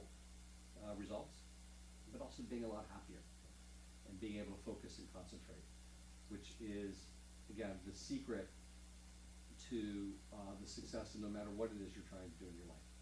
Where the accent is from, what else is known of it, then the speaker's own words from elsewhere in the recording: Pittsburgh, Pennsylvania, United States; I was born and raised in Pittsburgh